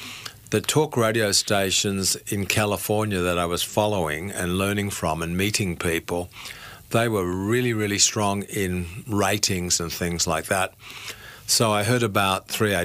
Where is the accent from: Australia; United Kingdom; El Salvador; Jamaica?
Australia; Brisbane, Queensland; I can remember my grandma in Brisbane, because I grew up in Brisbane